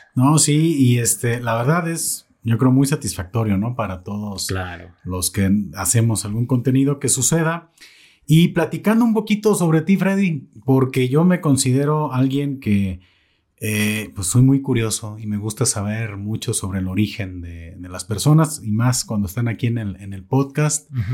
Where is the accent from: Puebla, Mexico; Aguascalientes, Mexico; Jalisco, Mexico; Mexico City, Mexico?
Jalisco, Mexico; Totonilco; moved away as an adult; now in Zapotlanejo, Mexico; Yo no soy de Zapotlanejo. ya, este, ya me hice de Zapotlanejo. Claro. Yo soy de Totonilco